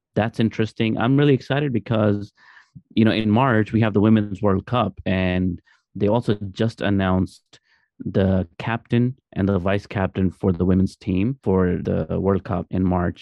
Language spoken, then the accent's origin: English; Pakistan; as Pakistani